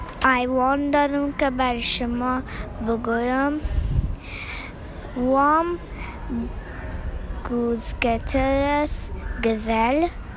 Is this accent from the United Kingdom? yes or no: no; Afghanistan; English is a second language; I'm from Afghanistan